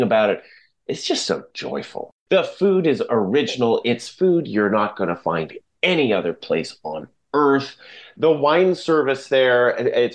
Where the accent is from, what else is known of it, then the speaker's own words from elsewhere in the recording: Fraser Valley, British Columbia, Canada; I grew up in the Fraser Valley